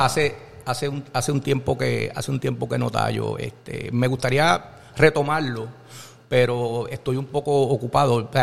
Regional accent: Jayuya, Puerto Rico; moved away as an adult; cuando yo llegué a la católica asustadito de Jayuya

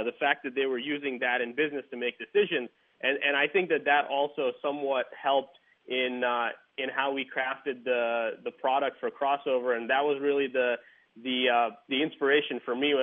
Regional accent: India; moved away as an adult; now in United States; I grew up in India

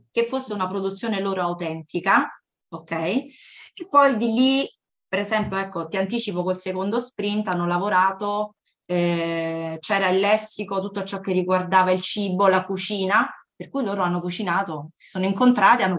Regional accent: California, United States; also born or lived in Cassino, Italy; now in Latina, Italy; sono cresciuta, diciamo, sulle spiagge assolate della California

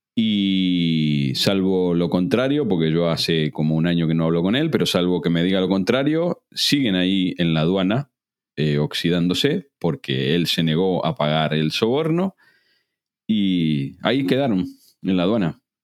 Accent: Argentina; moved away as an adult; now in Spain; Yo me fui muy mal de Argentina

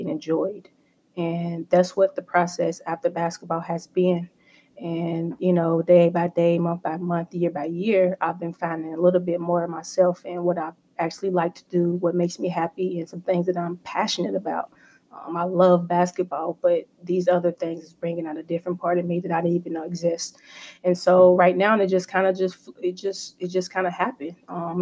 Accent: Louisville, Kentucky, United States; growing up in Louisville, playing basketball

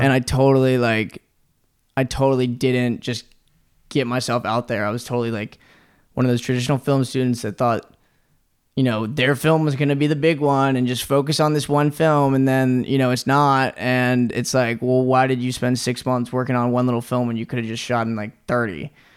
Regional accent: Norfolk, Virginia, United States; moved away as an adult; also born or lived in New York; now in Los Angeles, United States; I'm from Virginia. I'm from Norfolk, Virginia.

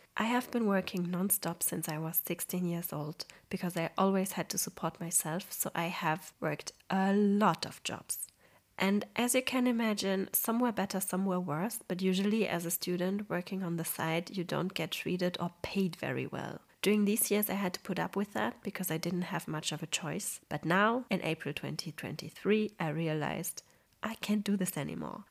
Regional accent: Poland; moved away

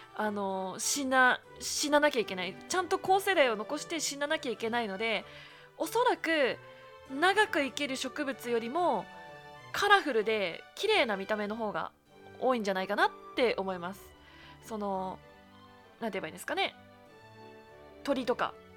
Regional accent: Yamagata, Japan; now in Kanto, Japan; 生まれ育ったところの季節感でのなんか季節感で過ごしてしまっているっていうところがあるんですけれども山形って桜が咲くのが4月の中旬

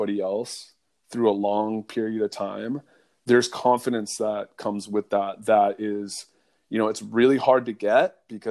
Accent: Eugene, Oregon, United States; I grew up in Eugene, Oregon

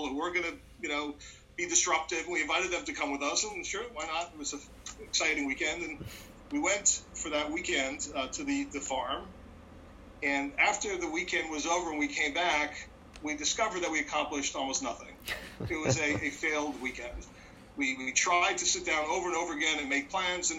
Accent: Montreal, Quebec, Canada; I grew up in Montreal

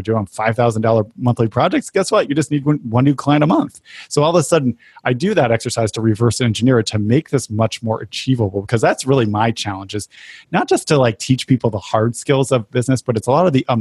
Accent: New England, United States; I grew up in New England

